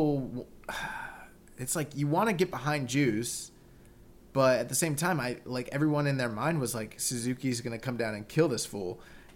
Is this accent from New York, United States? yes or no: no; Florida, United States; we're from Florida